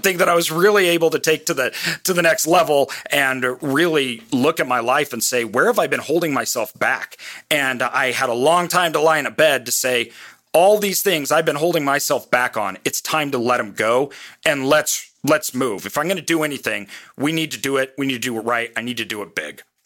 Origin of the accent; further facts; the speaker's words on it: Boise, Idaho, United States; I'm from Boise, Idaho.